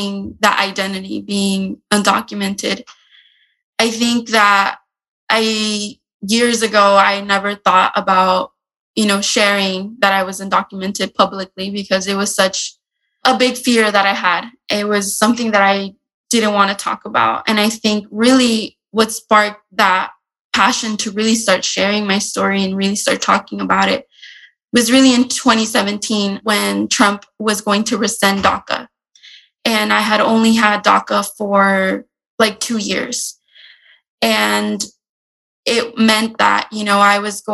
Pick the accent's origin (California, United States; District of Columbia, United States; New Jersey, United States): California, United States; San Diego; I grew up in San Diego and I am attending the University of San Diego